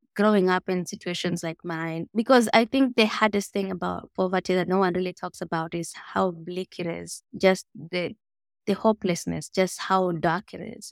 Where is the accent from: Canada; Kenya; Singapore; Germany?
Kenya; Mogotio, Baringo County; I grew up in Mogotio, which is a small village, four hours north of Nairobi